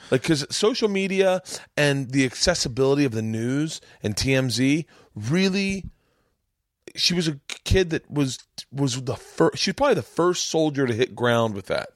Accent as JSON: {"language": "English", "region": "Florida", "country": "United States", "tie": "born or raised there", "said": "I grew up in Florida"}